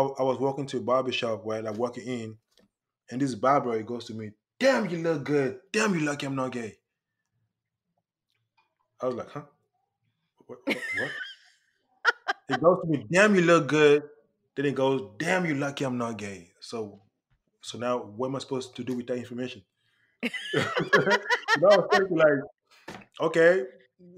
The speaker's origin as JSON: {"language": "English", "region": "England", "country": "United Kingdom", "said": "I'm from Europe, I'm from England"}